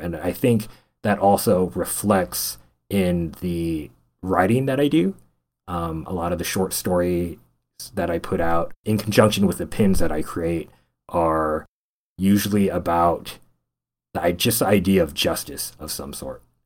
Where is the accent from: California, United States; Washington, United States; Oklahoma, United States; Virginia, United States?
California, United States; Stockton; I'm originally from Central Valley of California, from a place called Stockton, California. Not necessarily known for a lot of good things, but that's where I was born